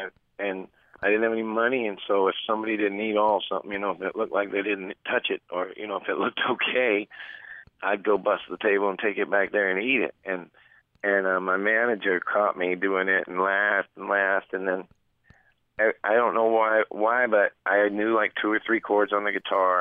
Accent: Oregon, United States; moved away; also born or lived in Texas; as a kid growing up in Oregon

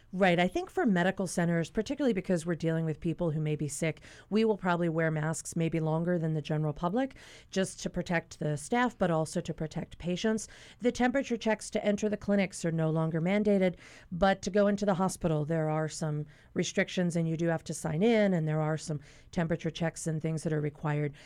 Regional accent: Pennsylvania, United States; moved away; my home state of Pennsylvania

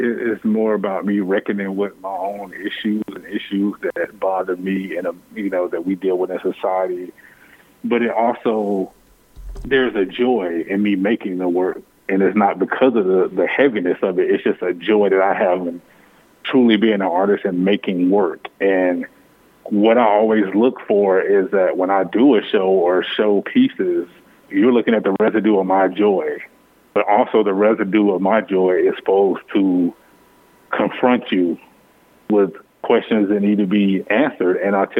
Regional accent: United States; I'm still a patriot. I'm still an American, but it's really hard to reckon with being in a place that sometimes you never feel the reciprocity of that love.

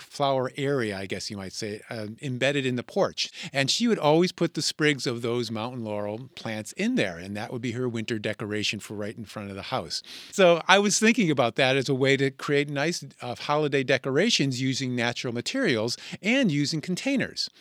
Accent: Connecticut, United States; when I was a boy growing up in Connecticut

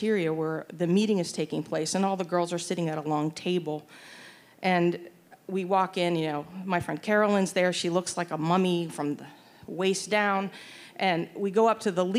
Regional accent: Pittsburgh, Pennsylvania, United States; moved away; the parochial school that I attended, St. Scholastica Elementary School in Pittsburgh, Pennsylvania

